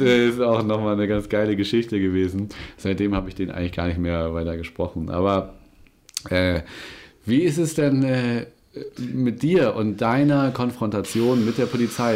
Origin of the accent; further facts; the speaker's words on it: Germany; ich bin in Winsenur groß geworden